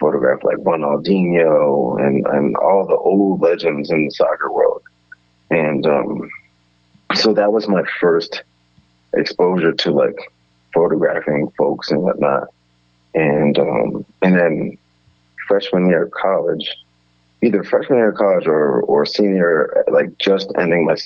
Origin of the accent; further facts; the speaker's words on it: Edison, New Jersey, United States; I'm from Edison, New Jersey, which is a suburban town in central Jersey.